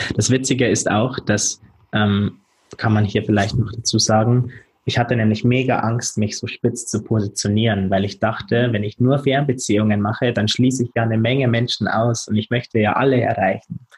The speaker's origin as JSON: {"language": "German", "country": "Germany", "tie": "born or raised there", "also_born_or_lived": "London", "said": "wieder in meiner Heimatstadt Fuß fassen"}